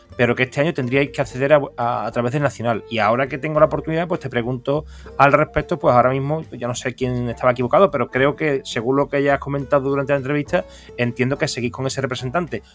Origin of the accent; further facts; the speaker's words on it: Seville, Andalusia, Spain; yo soy de Sevilla